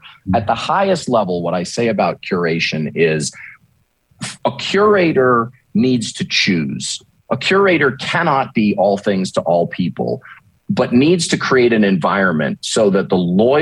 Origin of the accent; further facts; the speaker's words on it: Northeast, United States; also born or lived in Maine; now in Dallas, United States; I grew up in the Northeast.